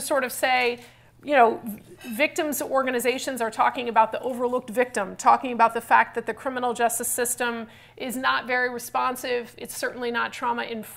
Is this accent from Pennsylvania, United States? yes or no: no; California, United States; I'm from California.